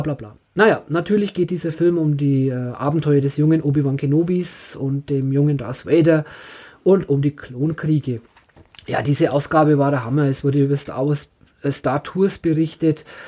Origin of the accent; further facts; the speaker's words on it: Franconia, Bavaria, Germany; ich bin Franke